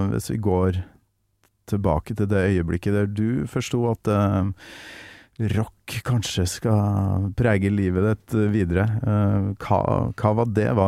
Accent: Kolvereid, Trøndelag, Norway; Kolvereid, da, der jeg mm. kommer ifra.

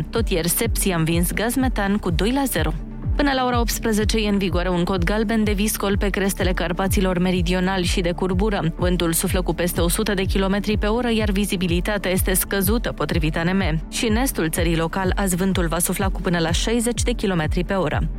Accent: Bucharest, Romania; din Berceni

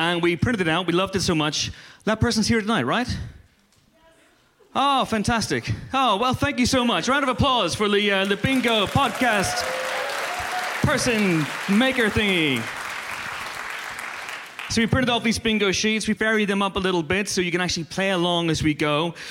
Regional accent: United Kingdom; I mean, I know we're all British, but our sense of timing was terrible.

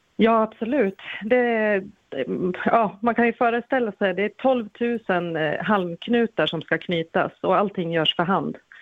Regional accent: Gävle, Gävleborg County, Sweden; jag är Gävlebo

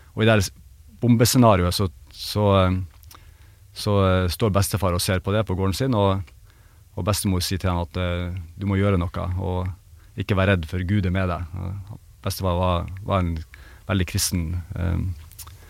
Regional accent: Bjerkvik, Nordland, Norway; hjembygda mi, altså Bjerkvik

